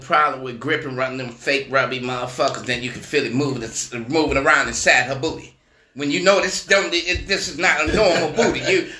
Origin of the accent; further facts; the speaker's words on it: Detroit, Michigan, United States; moved away; Well, I'm from Detroit anyway. You know, my family here